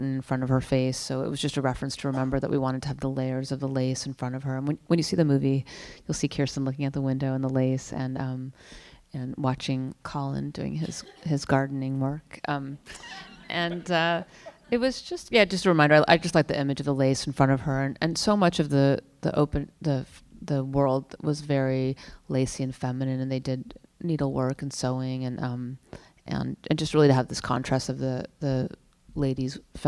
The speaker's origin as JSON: {"language": "English", "area": "Napa Valley", "region": "California", "country": "United States", "tie": "born or raised there", "said": "I grew up in Napa Valley"}